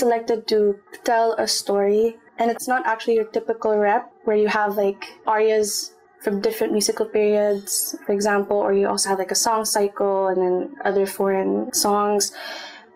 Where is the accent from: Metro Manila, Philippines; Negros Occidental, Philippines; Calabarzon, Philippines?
Calabarzon, Philippines; Calamba; moved away as an adult; now in Singapore; we're both from Calamba